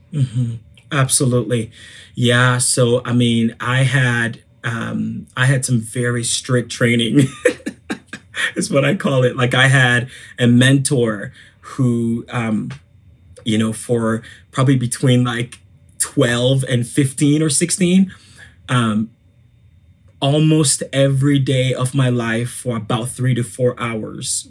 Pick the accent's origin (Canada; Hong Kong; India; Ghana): Ghana; I am from Ghana. I'm from West Africa.